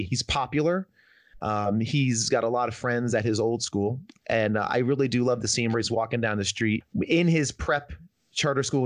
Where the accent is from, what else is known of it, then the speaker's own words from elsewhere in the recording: Northern New Jersey, United States; also born or lived in New York; I'm from the Northeast, Northern New Jersey.